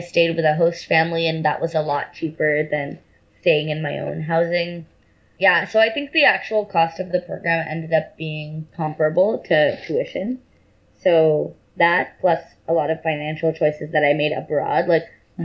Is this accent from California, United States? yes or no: yes; Bay Area, California, United States; I grew up in the Bay Area in like pretty privileged circumstances.